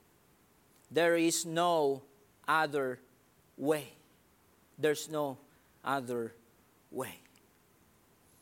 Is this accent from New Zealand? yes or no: no; Philippines; English is a second language; I'm a Filipino. I know that. And it's hard for me also to arrange things, especially in English.